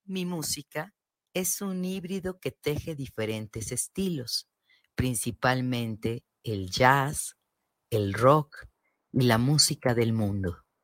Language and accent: Spanish; Mexico City, Mexico; nací en la Ciudad de México, pero mis raíces conectan con los estados de Guanajuato, Guanajuato y Morelia, Michoacán